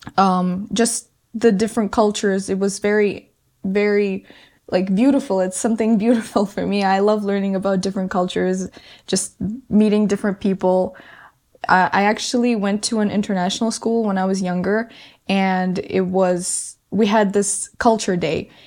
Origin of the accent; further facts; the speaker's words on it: Kazakhstan; moved away; also born or lived in Canada; my family in Kazakhstan is the one I grew up with, lived with for many, many years.